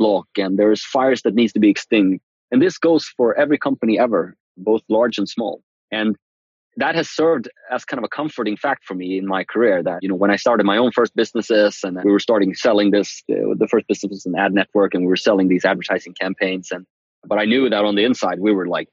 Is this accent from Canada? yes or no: no; Uppsala, Uppsala County, Sweden; moved away as an adult; now in San Francisco, United States; Uppsala, where I grew up in Sweden